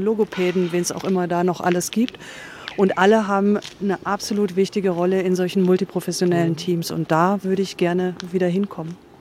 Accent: Reutlingen, Baden-Württemberg, Germany; also born or lived in Cologne; now in Berlin, Germany; ich komme aus Reutlingen

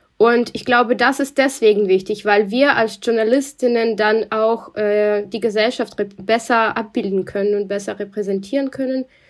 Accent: Russia; accent: Russian; German is a second language; moved away as an adult; now in Germany; ich bin in Russland auch geboren und aufgewachsen

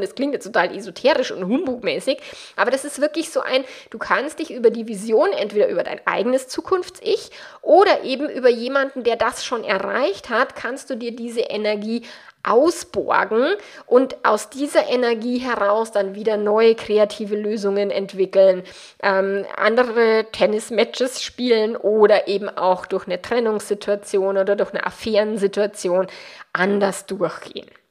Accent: Bavaria, Germany; accent: Bavarian; meinen bayerischen Dialekt

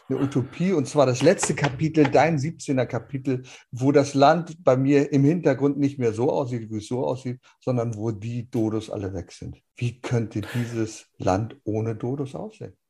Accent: Germany

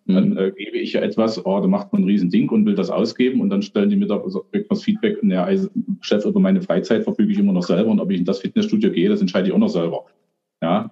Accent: Germany; bei uns in Deutschland

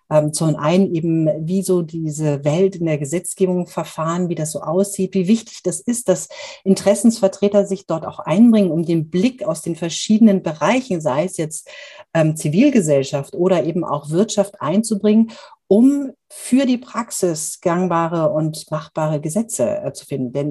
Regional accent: Munich, Bavaria, Germany; born there; accent: Bavarian; bin gebürtige Münchnerin, das hört man vielleicht nicht ganz so stark, aber äh, wenn ich mit meiner bayerischen Freundin äh, Julia Knorr, ähm, die ich auch heute Abend noch treffe, ähm, rede, dann verfalle ich immer wieder in so einen leicht bayerischen Singsang.

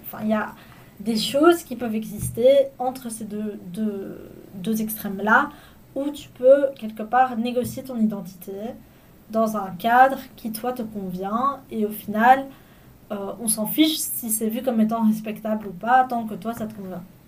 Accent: Belgium; c'est mes parents qui ont migré ici, et moi je suis née en Belgique

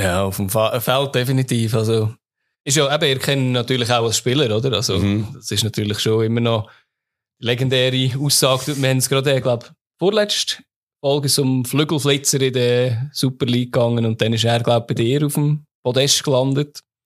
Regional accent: Lucerne, Switzerland; Als Luzerner

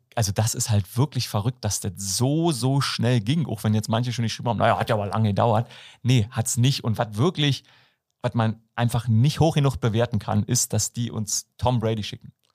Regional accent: about 20 km from Berlin, Brandenburg, Germany; accent: Berlin dialect; gerade bei so einem Ossi. Also ich bin äh, aus Brandenburg so ja, äh, ein Stück weg von Berlin, so 20 Kilometer

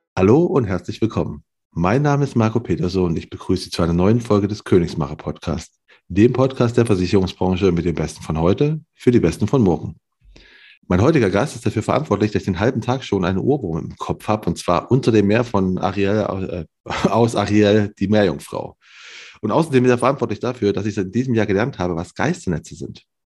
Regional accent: Cologne, North Rhine-Westphalia, Germany; moved away; kenne ich nur als ehemaliger Kölner

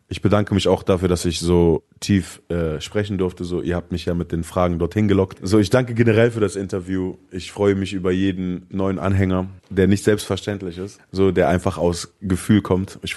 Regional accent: Lebanon; Ich glaube, ich spreche als Araber, als Libanese trotzdem das aus, was viele durchgemacht haben

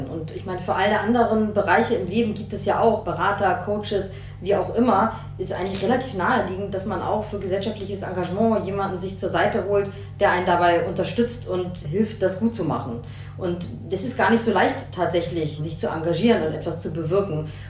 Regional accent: West Germany, Germany; Ich habe da keine Erfahrung. Ich komme aus Westdeutschland.

